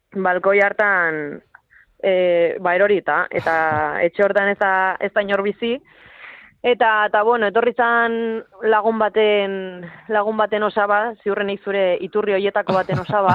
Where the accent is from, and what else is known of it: Usurbil, Basque Country, Spain; born or raised there